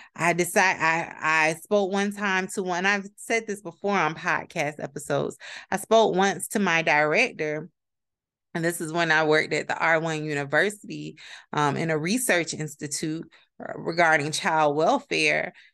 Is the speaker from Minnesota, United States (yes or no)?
no; Palm Beach County, Florida, United States; I'm from Palm Beach County, Florida, 561 area code